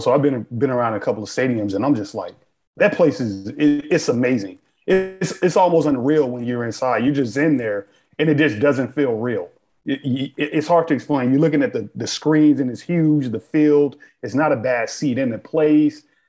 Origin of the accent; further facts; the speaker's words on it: Chicago, Illinois, United States; moved away; I was born and raised in Chicago, spent most of my life in Chicago.